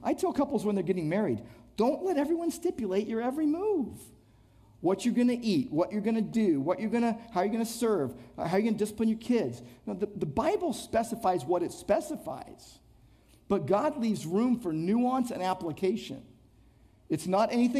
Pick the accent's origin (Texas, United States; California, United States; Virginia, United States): California, United States; Downey; also born or lived in Irvine; growing up in Downey